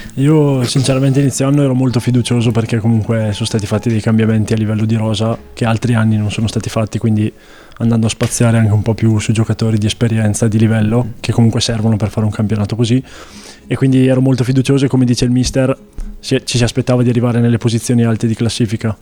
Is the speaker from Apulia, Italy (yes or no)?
no; Castiglione delle Stiviere, Lombardy, Italy; moved away as an adult; now in Trento, Italy; Castiglione delle Stiviere in realtà, ma dico Desenzano perché è più conosciuta.